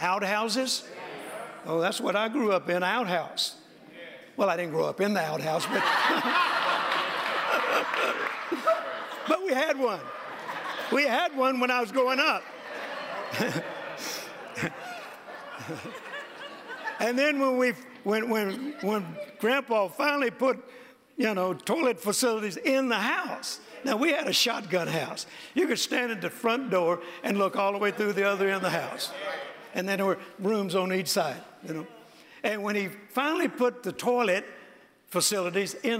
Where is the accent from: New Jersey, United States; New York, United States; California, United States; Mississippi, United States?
Mississippi, United States; when I was growing up, particularly when I was born in Mississippi on a farm in a very rural area